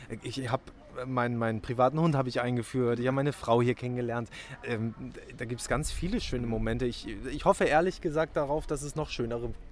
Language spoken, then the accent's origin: German; Hamburg, Germany; ich bin, ich bin ja in Hamburg groß geworden